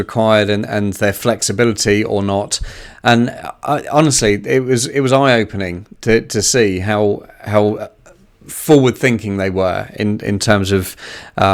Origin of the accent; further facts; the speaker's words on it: United Kingdom; as a Brit